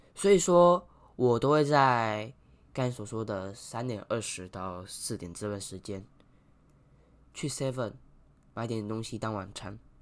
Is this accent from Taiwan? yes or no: yes; Taiwan; 我们台湾人的观念太落后了